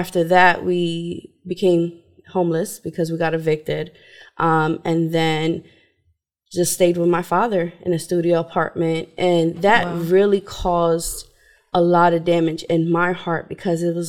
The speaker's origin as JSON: {"language": "English", "region": "New York", "country": "United States", "tie": "born or raised there", "said": "I was brought up in New York with my mom, my dad, my siblings"}